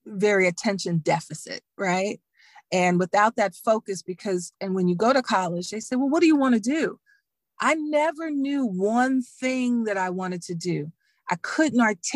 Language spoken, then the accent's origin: English; Dallas, Texas, United States; moved away as an adult; also born or lived in Emory, Texas / Washington, D.C. / Virginia; I'm a girl from Dallas. I'm from Texas.